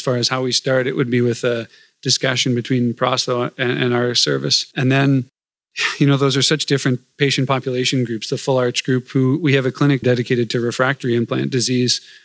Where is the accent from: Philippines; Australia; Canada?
Canada; Burlington, Ontario; also born or lived in Oregon; now in Toronto, Canada; I'm from Burlington, Ontario, so pretty near Toronto